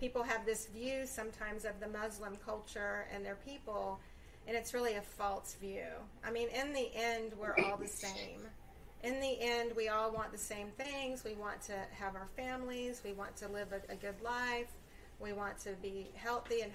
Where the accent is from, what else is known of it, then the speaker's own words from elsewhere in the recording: Ocala, Florida, United States; I'm a country girl at heart. I'm from Ocala.